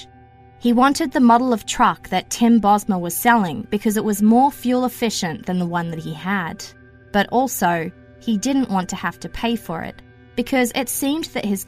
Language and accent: English; Australia; moved away as an adult; also born or lived in Greater Toronto Area, Canada; now in Toronto, Canada; Yep, in Australia, we pronounce it Nissan. Having lived in the Greater Toronto area since 2009